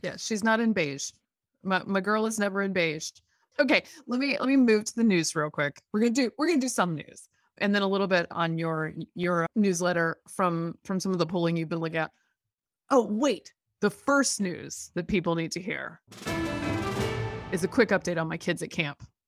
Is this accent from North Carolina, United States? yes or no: yes; Durham, North Carolina, United States; this wonderful science museum in my hometown